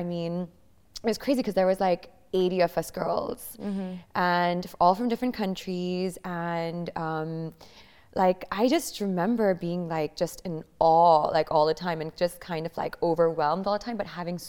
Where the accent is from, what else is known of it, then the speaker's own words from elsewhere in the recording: Bahrain; first language English; So I grew up in Bahrain, in the Middle East. And so the only thing that we spoke at home was English.